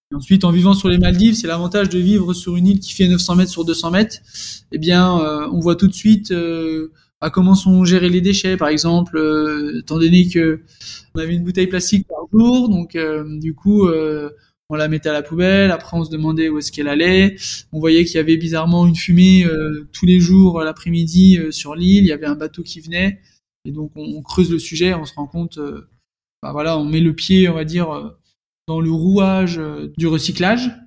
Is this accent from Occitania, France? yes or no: no; Dijon, Bourgogne-Franche-Comté, France; moved away; je suis née né à Dijon, j'ai fait toute mon enfance à Dijon.